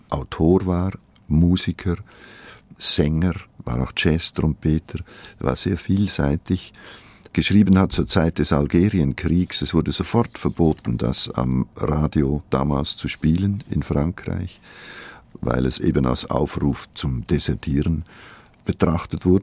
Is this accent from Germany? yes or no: no; Switzerland; first language Swiss German; Meine Muttersprache ist eigentlich ein schweizerdeutscher Dialekt.